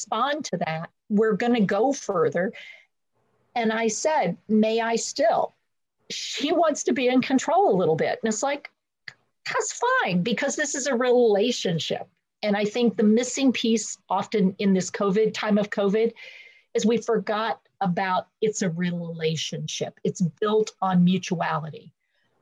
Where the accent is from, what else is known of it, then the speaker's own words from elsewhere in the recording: North Carolina, United States; I'm from North Carolina